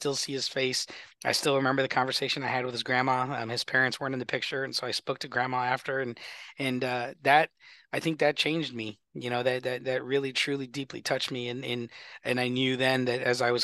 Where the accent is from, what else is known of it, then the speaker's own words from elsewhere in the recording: Glendale, Arizona, United States; I grew up in Glendale, so Glendale is very personal to me.